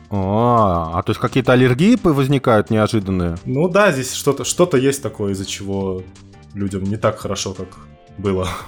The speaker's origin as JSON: {"language": "Russian", "country": "Uzbekistan", "said": "Я из Узбекистана."}